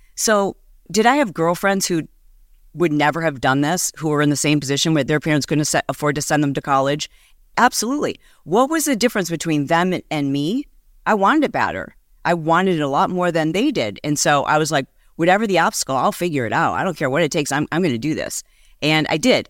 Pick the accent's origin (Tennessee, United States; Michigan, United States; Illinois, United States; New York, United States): Michigan, United States; moved away as an adult; also born or lived in Southern California; I am from Michigan